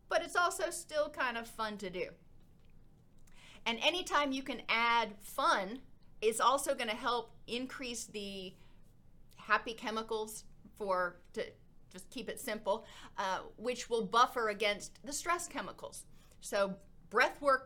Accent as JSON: {"language": "English", "region": "Florida", "country": "United States", "tie": "born or raised there", "moved": "yes", "lives_now": "Middle Tennessee, United States", "said": "I grew up in Florida"}